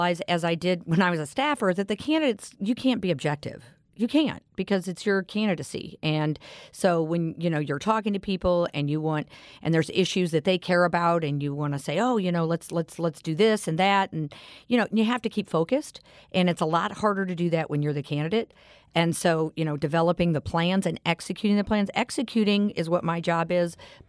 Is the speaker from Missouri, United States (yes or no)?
yes; Missouri, United States; I was born and raised in St. Louis County my whole life. And my whole family's here. My parents were raised here.